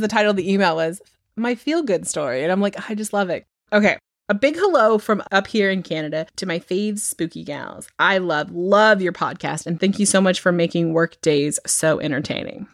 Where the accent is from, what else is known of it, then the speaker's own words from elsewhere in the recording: United States; I grew up in America